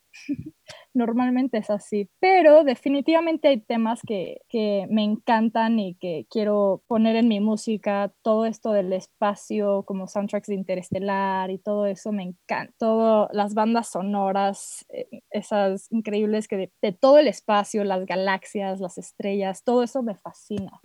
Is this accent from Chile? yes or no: no; Mexico; moved away as an adult; also born or lived in Boston; acabo de regresar aquí a México con mis papás. Vengo de Boston